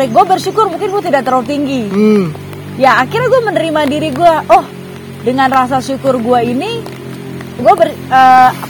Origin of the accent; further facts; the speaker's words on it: North Sumatra, Indonesia; gue bersyukur gue bersyukur gue orang Batak